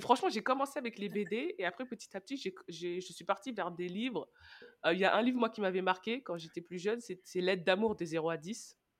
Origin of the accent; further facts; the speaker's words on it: Senegal; je suis sénégalaise